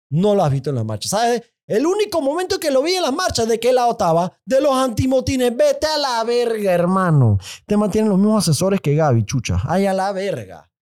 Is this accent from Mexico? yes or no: no; Panama; son marchas cívicas de gente normal, de gente buena, de gente orgullosa como panameños.